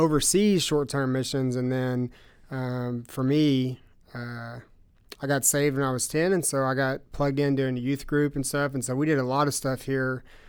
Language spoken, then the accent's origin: English; Russellville, United States; I grew up in First Baptist Church. And so, um, this church in Russellville